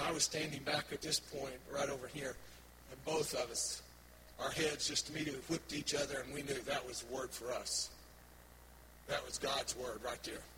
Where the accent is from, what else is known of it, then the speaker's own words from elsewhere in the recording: Oklahoma, United States; was born and raised in Oklahoma on a farm